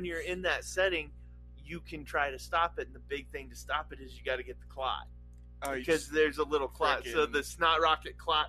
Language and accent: English; Nevada, United States; And a lot of it was where I lived growing up in Nevada, just the dry.